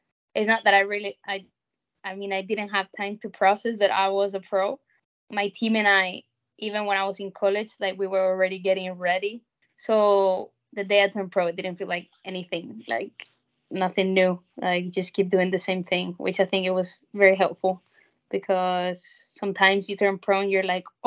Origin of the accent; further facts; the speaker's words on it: Spain; moved away as an adult; also born or lived in South Carolina, United States; my hometown with my family